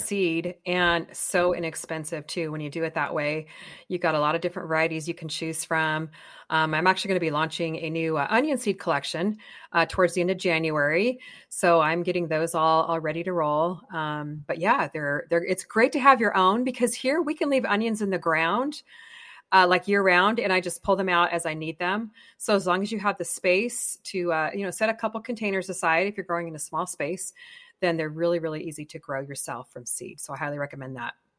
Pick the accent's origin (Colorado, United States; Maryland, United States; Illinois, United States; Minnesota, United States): Colorado, United States; now in California, United States; I grew up in Colorado